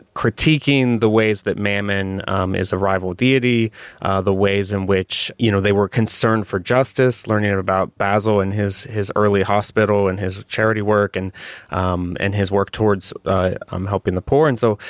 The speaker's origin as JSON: {"language": "English", "town": "Columbus", "region": "Ohio", "country": "United States", "tie": "born or raised there", "said": "I grew up in Columbus, Ohio. I was Methodist, charismatic upbringing."}